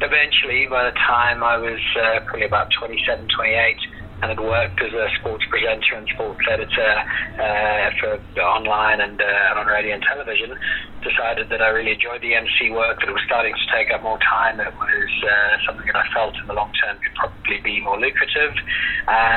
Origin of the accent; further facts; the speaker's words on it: Zimbabwe; also born or lived in Belfast, Northern Ireland; now in South Africa; I moved to Zimbabwe when I was 4 years old